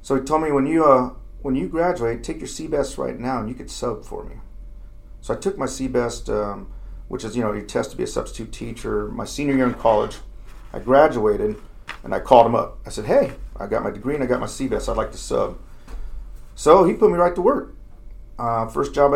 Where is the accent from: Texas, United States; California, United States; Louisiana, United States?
California, United States; Fontana; I grew up in Fontana, California, where I graduated in 1987